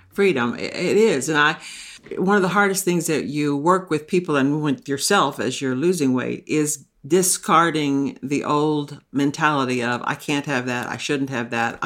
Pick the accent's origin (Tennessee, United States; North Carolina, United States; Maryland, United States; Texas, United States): Texas, United States; now in Maine, United States; I grew up in the South. I grew up in Texas